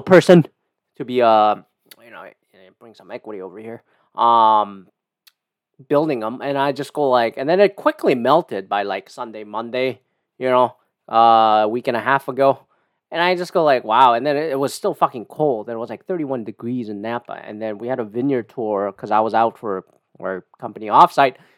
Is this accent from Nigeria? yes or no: no; Canada; I'm Canadian